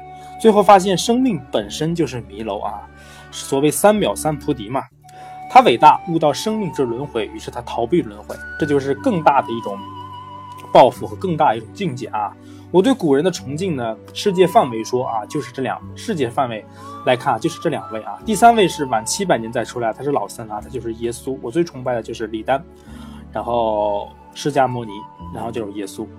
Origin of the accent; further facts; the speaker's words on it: China; 我们是中国人啊，一定会想那时候中国是怎么样子的啊？